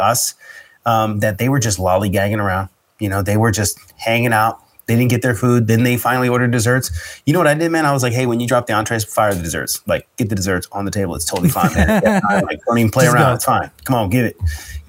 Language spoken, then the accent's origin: English; United States; I'm American, and I'm Christian background